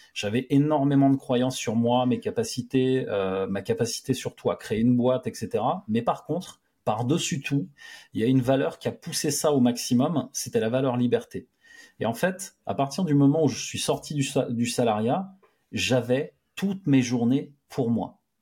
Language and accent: French; France; j'aime la France, je suis français et je veux rester ici.